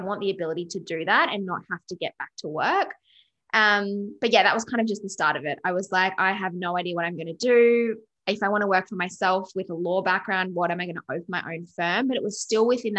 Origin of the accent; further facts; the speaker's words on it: Canberra, Australian Capital Territory, Australia; moved away as an adult; now in Gold Coast, Australia; I'm originally from Canberra, which is very like corporate grind